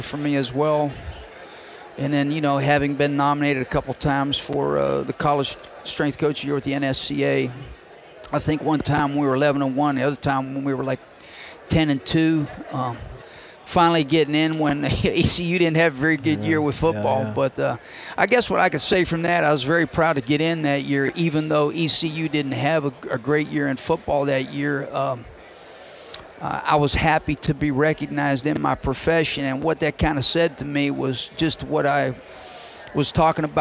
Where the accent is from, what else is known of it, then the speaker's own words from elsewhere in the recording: Pennsylvania, United States; I'm from Pennsylvania, so the things that I treasure most in my life is that where we grew up, my father was my high school coach